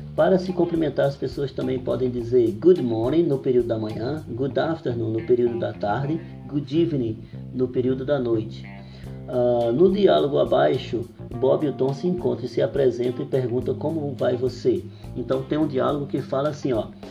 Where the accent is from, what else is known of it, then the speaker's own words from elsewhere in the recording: Brazil; a gente é, que somos brasileiros costumamos falar goodie good